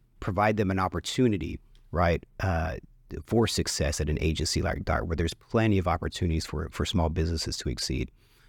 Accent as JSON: {"language": "English", "town": "Dallas", "region": "Texas", "country": "United States", "tie": "born or raised there", "said": "And I was born and raised in Oak Cliff, grew up in Oak Cliff, still live in Oak Cliff."}